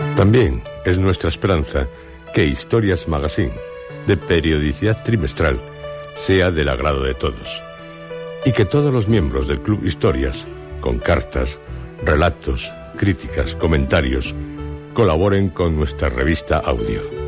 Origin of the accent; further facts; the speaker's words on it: Asturias, Spain; mi tierra, Asturias